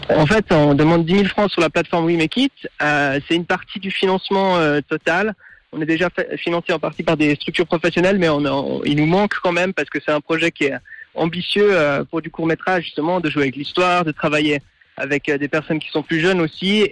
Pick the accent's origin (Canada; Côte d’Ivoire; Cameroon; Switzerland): Switzerland; Fribourg; moved away; also born or lived in London / Paris; j'ai grandi à Fribourg, mais j'ai aussi vécu un moment à Londres et à Paris